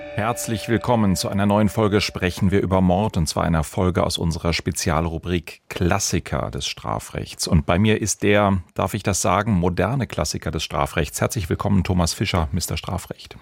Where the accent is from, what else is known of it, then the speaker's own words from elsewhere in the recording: Baden-Baden, Baden-Württemberg, Germany; meine Geburtsstadt, das wunderschöne Baden-Baden an der Oos